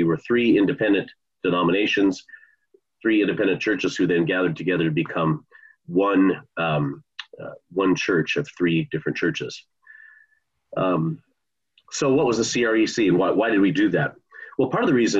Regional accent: Bellevue, Washington, United States; moved away as an adult; also born or lived in Annapolis; I grew up in the Bellevue area and didn't grow up in a Christian home

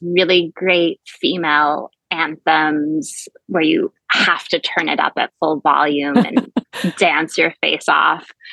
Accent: suburb of Albany, New York, United States; also born or lived in Montreal, Quebec, Canada; now in Florida, United States; I then moved to the States when I was six years old to a suburb of Albany, New York. And so did all of my schooling in the Albany area

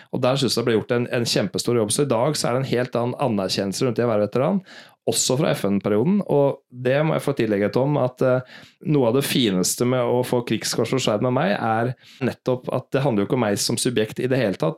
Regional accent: Norway; moved away as an adult; now in New York, United States; vi som nordmenn

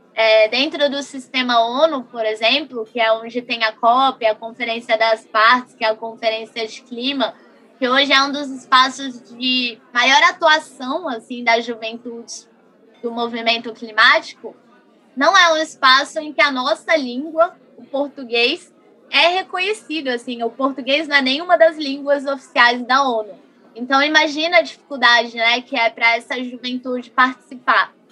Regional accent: Brasília, Federal District, Brazil; sou daqui de Brasília

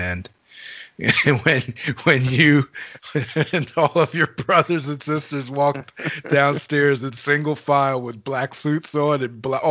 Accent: Harrisburg, Pennsylvania, United States; I'm born and raised in Harrisburg, PA

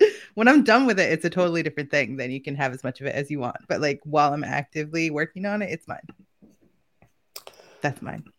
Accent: Boston, Massachusetts, United States; now in the South, United States; everybody in the South expects that from me because I'm from Boston.

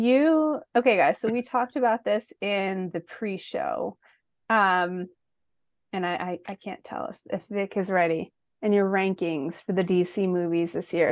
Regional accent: Philadelphia, Pennsylvania, United States; I'm from Philly

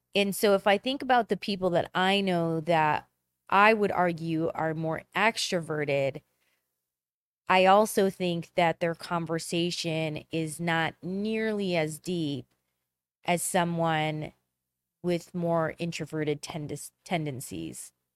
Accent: Chicago, Illinois, United States; I'm from Chicago

